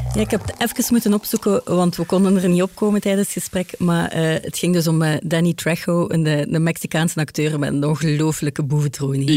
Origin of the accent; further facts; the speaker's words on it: Ghent, Flanders, Belgium; ik ben van Gent